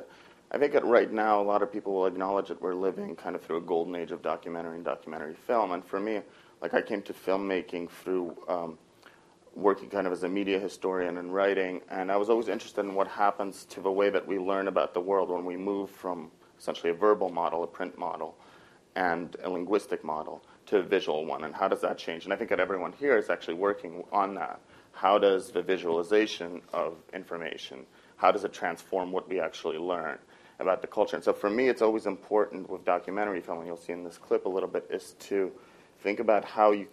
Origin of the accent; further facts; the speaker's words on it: Moscow, Russia; moved away; I grew up in Moscow